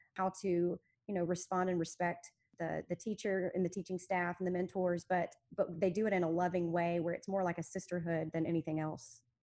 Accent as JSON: {"language": "English", "town": "Memphis", "region": "Tennessee", "country": "United States", "tie": "born or raised there", "said": "I was born and raised in Memphis."}